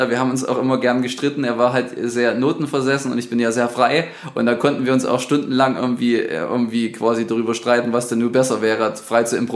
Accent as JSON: {"language": "German", "town": "Sosa", "region": "Saxony", "country": "Germany", "tie": "born or raised there", "said": "Der ist auch äh, in meiner Heimatgemeinde, also in Sosa, sowohl das auch in der, in der Kirche quasi tätig gewesen als Chorleiter."}